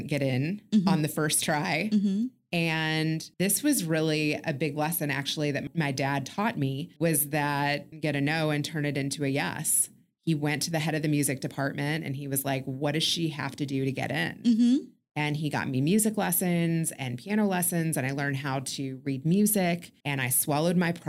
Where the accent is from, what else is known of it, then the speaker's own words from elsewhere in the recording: Kentucky, United States; moved away as an adult; also born or lived in Chicago / Los Angeles / Indiana; now in Houston, United States; I was, born and raised in Kentucky